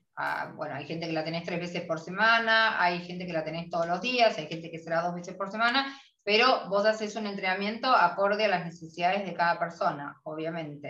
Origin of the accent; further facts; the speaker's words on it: Argentina; somos las argentinas